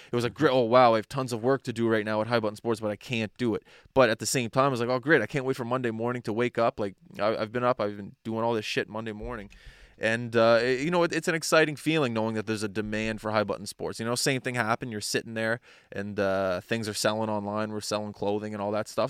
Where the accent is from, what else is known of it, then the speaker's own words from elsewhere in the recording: Nova Scotia, Canada; I'm from, I'm from Nova Scotia